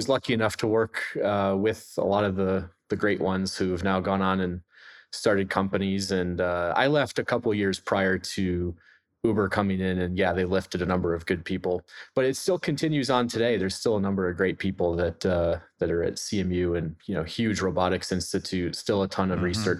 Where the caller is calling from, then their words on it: Pittsburgh, Pennsylvania, United States; I'm coming in from Pittsburgh, Pennsylvania.